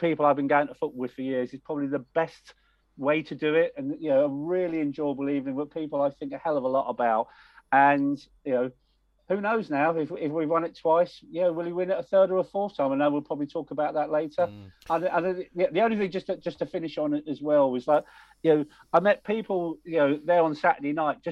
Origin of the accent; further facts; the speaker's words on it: Wealdstone, London, United Kingdom; I grew up in Wealdstone